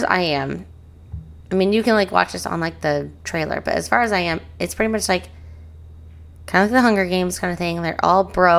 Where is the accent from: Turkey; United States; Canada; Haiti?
United States; Springfield; I grew up in Springfield. We don't have proper English.